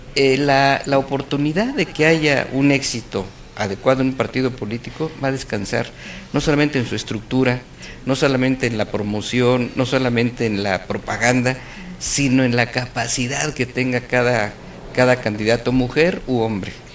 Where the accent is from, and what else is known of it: Querétaro, Mexico